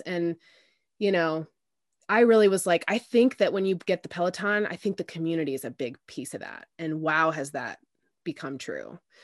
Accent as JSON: {"language": "English", "town": "Indianapolis", "region": "Indiana", "country": "United States", "tie": "born or raised there", "also_born_or_lived": "Denver, Colorado", "said": "Indianapolis, um, which is where I am, I'm from. Um, but I was born out there and they moved back here when I was, um, when I was about four."}